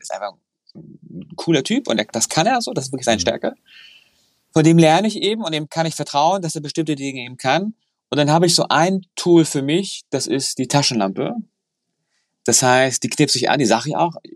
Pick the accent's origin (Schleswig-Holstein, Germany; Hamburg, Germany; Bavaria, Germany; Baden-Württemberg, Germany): Hamburg, Germany; ich bin Hamburger